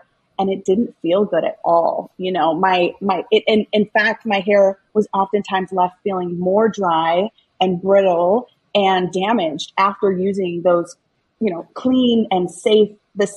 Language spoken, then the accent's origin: English; Minneapolis, Minnesota, United States; I was born in South Minneapolis. I grew up in South Minneapolis, Minnesota